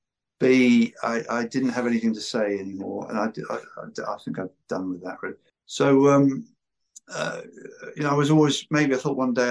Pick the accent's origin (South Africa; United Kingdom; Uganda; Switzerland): United Kingdom; accent: British; now in Los Angeles, United States